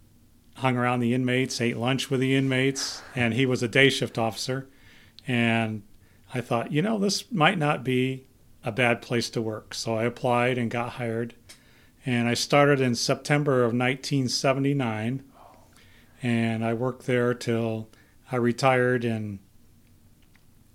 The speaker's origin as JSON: {"language": "English", "town": "Cortland", "region": "New York", "country": "United States", "tie": "born or raised there", "moved": "as an adult", "lives_now": "Idaho, United States", "said": "I was born and raised in Cortland, New York"}